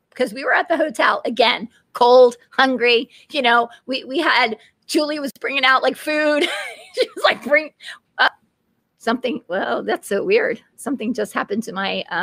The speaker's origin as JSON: {"language": "English", "region": "California", "country": "United States", "said": "I'm from California, and it was, so it just was imagine."}